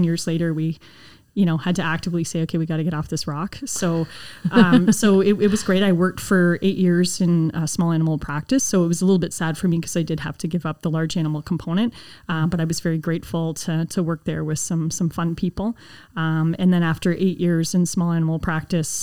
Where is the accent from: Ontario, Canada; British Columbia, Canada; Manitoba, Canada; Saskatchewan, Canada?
Ontario, Canada; Burlington; I'm originally from Burlington, Ontario, born and raised, lived there, same house my whole life